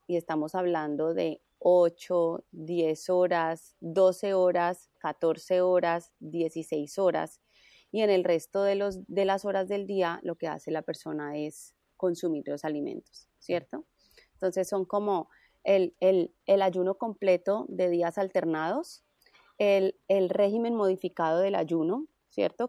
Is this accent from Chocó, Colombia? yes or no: no; Cali, Valle del Cauca, Colombia; also born or lived in Bogotá; y soy caleña, entonces volví a, Cali